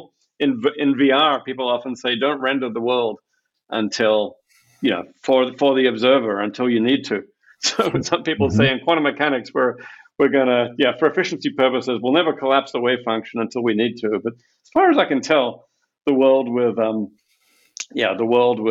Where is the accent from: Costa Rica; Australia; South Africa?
Australia; moved away; I grew up in Australia